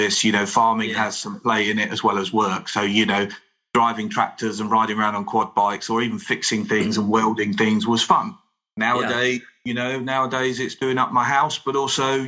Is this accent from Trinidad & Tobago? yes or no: no; United Kingdom; being British